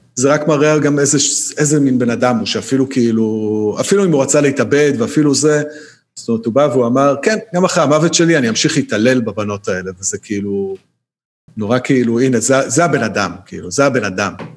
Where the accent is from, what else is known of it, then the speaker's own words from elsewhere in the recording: Israel; אנחנו כישראלים